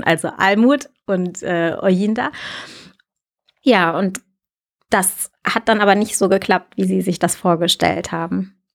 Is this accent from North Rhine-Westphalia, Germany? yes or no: yes; Lünen, North Rhine-Westphalia, Germany; first language German; also born or lived in United States; wir sind tatsächlich dann ähm, wieder in der Stadt gelandet, aus der meine Mutter kam, also mhm. ähm, aus Lünen